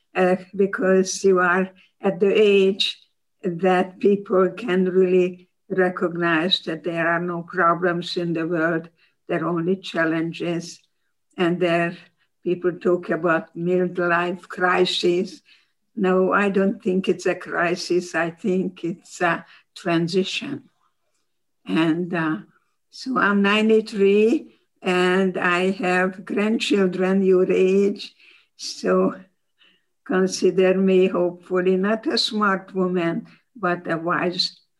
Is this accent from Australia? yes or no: no; Hungary; English is a second language; moved away as an adult; also born or lived in Baltimore, Maryland; now in United States; i'm hungarian